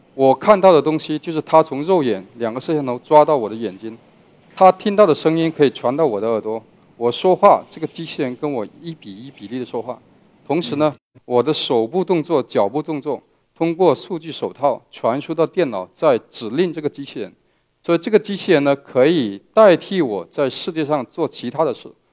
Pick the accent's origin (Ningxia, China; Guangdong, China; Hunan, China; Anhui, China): Guangdong, China; Meizhou; 我来自广东的梅州，呃，是一个客家人